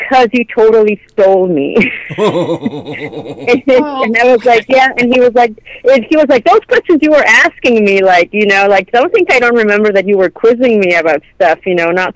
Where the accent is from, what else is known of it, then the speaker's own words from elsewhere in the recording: Mexico; moved away as an adult; now in Canada; I'm Mexican, right? And I grew up in Mexico. I didn't move to Canada until I was an adult